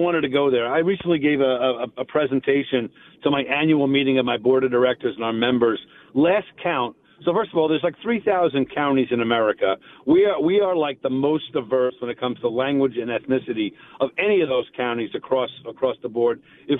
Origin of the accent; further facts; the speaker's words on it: New York City, New York, United States; I'm from Astoria.